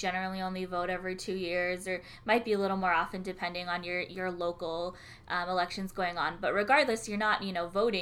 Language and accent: English; California, United States; I'm a California native